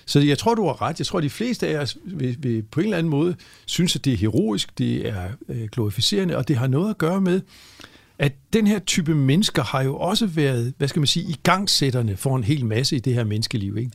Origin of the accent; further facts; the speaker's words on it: Frederikshavn, North Denmark Region, Denmark; hvor jeg er vokset op